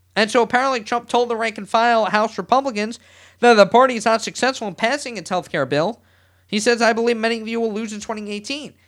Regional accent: New York, United States; I'm a New Yorker. I love New York. Always have, always will

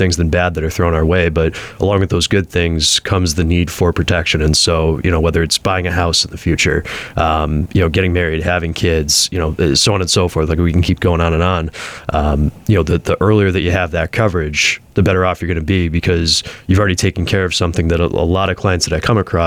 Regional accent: Springfield, Massachusetts, United States; Born and raised in Springfield, Mass

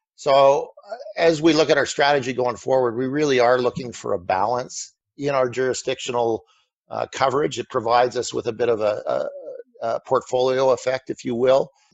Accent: Canada; being a Canadian

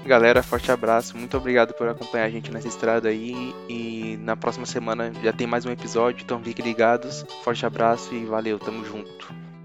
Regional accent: São Paulo, Brazil; a gente é do Zona Sul, a gente tem mais referências da, da Zona Sul

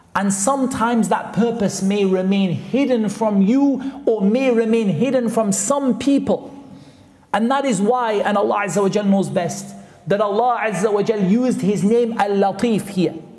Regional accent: Newcastle upon Tyne, North East England, United Kingdom; I'm from Newcastle, which is not that far away

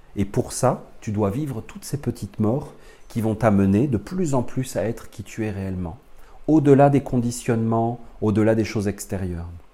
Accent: France; accent: French from France; je suis un Français né dans les années 70

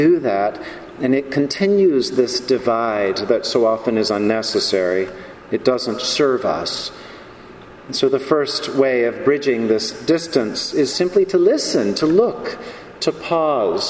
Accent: North Carolina, United States; now in New York, United States; I grew up in North Carolina with guns

